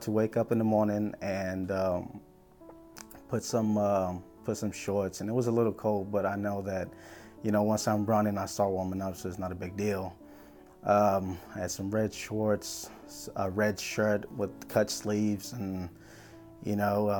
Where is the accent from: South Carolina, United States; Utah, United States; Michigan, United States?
South Carolina, United States; also born or lived in Brownsville, Texas; I was born in Brownsville, Texas, raised here in South Carolina